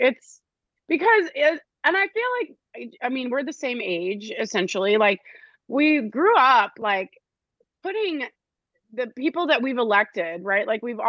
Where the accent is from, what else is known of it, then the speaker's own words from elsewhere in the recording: United States; we as American people